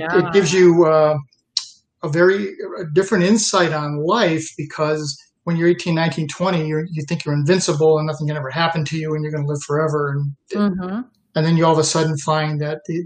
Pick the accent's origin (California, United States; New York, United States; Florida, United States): New York, United States; Western; also born or lived in Troy, New York; I grew up in Western New York, a very large Italian family